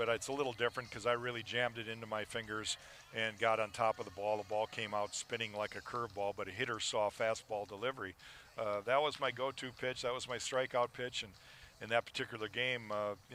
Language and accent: English; Minnesota, United States; as a young kid, growing up in Minnesota, being a Twins fan